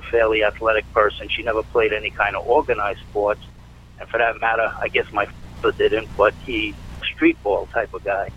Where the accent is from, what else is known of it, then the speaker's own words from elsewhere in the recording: New York City, New York, United States; also born or lived in Fort Washington, Long Island, New York; for the first uh, 12 years of my life, I grew up in East Harlem, New York.